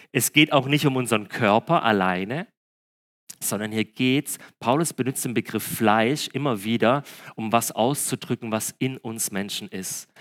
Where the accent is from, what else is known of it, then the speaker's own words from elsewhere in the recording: Breisgau, Baden-Württemberg, Germany; Bei uns im Breisgau im Süden